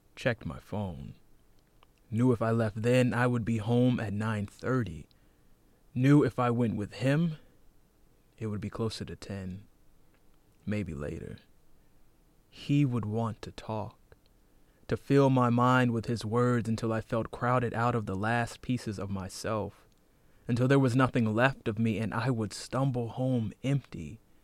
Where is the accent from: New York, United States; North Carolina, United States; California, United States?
North Carolina, United States; moved away; I'm from North Carolina.